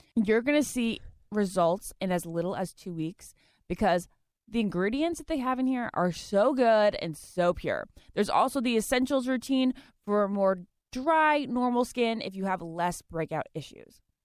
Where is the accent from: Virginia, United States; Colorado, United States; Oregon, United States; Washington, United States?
Virginia, United States; also born or lived in New Jersey / Massachusetts; I was born there, lived there till I was two, moved to Massachusetts until I was five, and then I've grown up in Virginia, like, plus twenty years